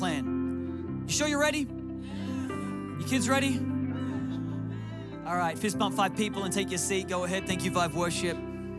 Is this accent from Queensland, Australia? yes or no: no; Newcastle, New South Wales, Australia; Now I in my hometown of Newcastle, Australia, I didn't even know where Oakland was, let alone the Raiders.